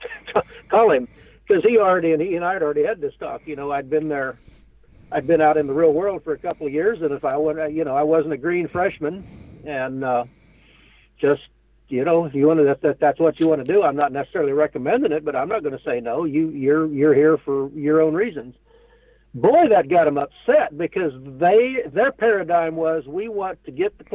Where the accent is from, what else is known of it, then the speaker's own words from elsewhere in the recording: Western Kansas, United States; I grew up in Western Kansas.